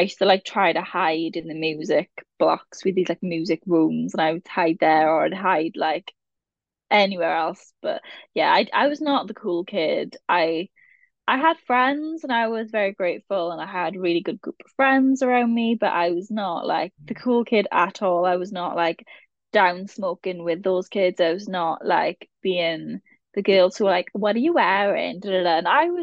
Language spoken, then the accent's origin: English; the Welsh Valleys, Wales, United Kingdom; I'm from the Welsh Valleys. I'm from a proper, very Welsh area, Strigunlais